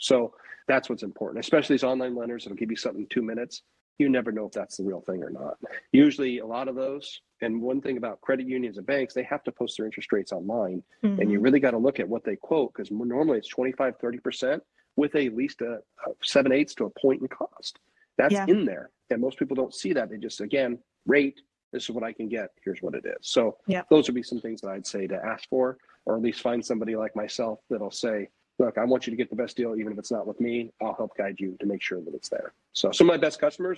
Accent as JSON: {"language": "English", "town": "Portland", "region": "Oregon", "country": "United States", "tie": "born or raised there", "also_born_or_lived": "California", "lives_now": "Lake Oswego, United States", "said": "where I grew up in Southeast Portland"}